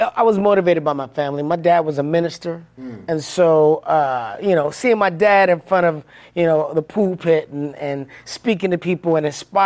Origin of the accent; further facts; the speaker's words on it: Detroit, Michigan, United States; moved away as an adult; also born or lived in Los Angeles; I am born and raised in Detroit, Michigan